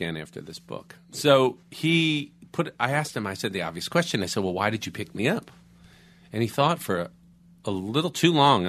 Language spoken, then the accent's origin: English; Florida, United States; now in Los Angeles, United States; I grew up in Florida.